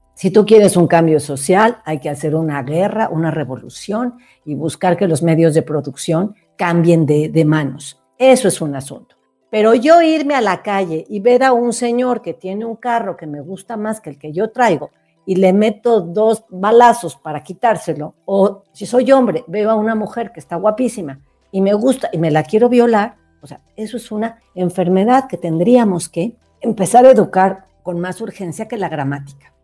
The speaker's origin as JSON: {"language": "Spanish", "country": "Mexico", "said": "yo soy mexicana"}